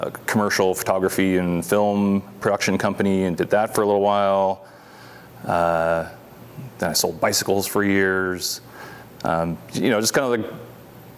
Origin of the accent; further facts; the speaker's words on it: northeastern Pennsylvania, United States; moved away as an adult; also born or lived in Utah; now in Rogue Valley, Oregon, United States; I grew up in Pennsylvania, northeastern Pennsylvania